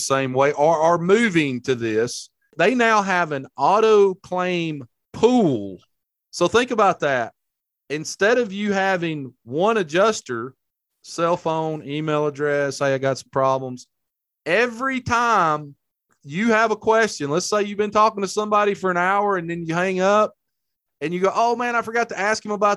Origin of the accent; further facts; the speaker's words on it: Hamilton, Alabama, United States; Buddy of mine from my hometown, Hamilton, Alabama